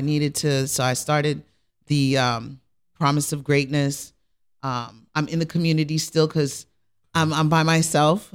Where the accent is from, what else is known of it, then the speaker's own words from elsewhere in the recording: Rockland County, New York, United States; I'm originally from Rockland County